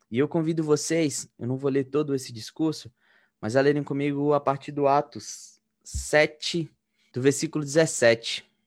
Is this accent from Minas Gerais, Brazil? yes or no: yes; Minas Gerais, Brazil; now in Campinas, Brazil; eu sou mineiro, eu tenho 28 anos